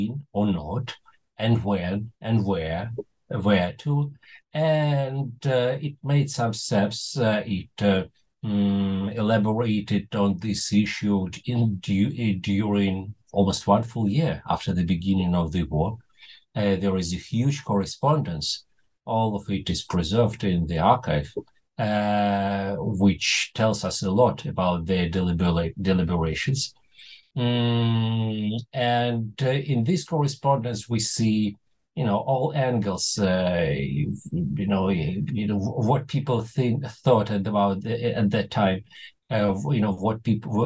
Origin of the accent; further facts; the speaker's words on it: Moscow, Russia; first language Russian; English is a second language; moved away as an adult; now in Israel; I was born in Moscow. Russian is my mother tongue until today